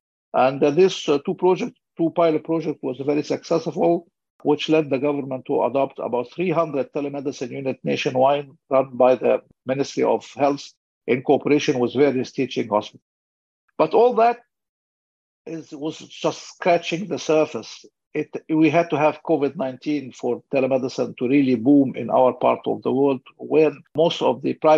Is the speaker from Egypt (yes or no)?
yes; Egypt; my home country, Egypt, with about 105 million citizens